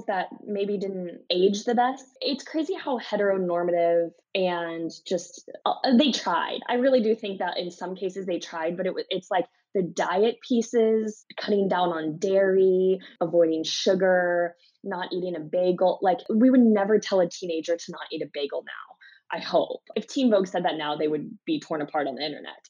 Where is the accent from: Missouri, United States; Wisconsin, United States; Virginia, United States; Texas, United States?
Missouri, United States; I'm from Missouri